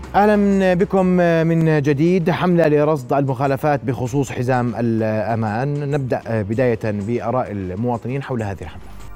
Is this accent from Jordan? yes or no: yes; Jordan; moved away; also born or lived in Europe; احنا نكون وجه من الاردن